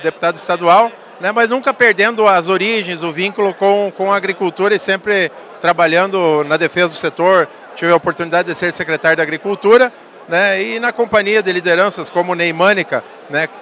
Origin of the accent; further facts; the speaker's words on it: Santo Augusto, Rio Grande do Sul, Brazil; also born or lived in Ijuí; na verdade eu sou natural de Ijuí, mas eu me criei em Santo Augusto